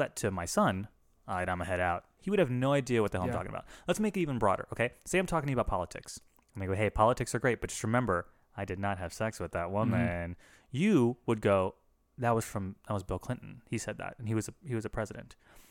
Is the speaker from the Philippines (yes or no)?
yes; Philippines; I'm a Filipino racist. I can do it.